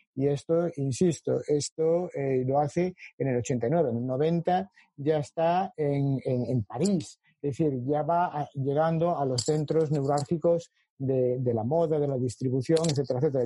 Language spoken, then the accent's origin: Spanish; A Coruña, Galicia, Spain; A Coruña es mi, ciudad. Eh, eh, nací en Coruña y soy profesor en su universidad